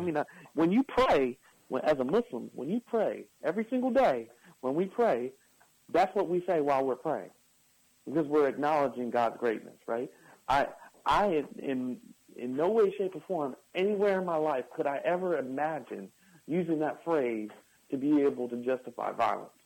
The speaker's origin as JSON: {"language": "English", "country": "United States", "said": "We're Americans"}